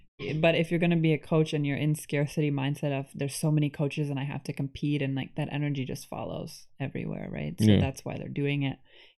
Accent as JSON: {"language": "English", "town": "Buffalo", "region": "New York", "country": "United States", "tie": "born or raised there", "lives_now": "Canada", "said": "So I grew up in Buffalo, New York."}